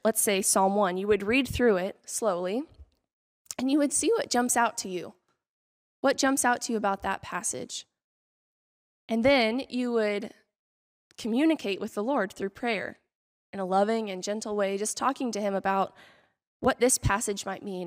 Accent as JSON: {"language": "English", "region": "Kansas", "country": "United States", "moved": "yes", "said": "I am from Kansas."}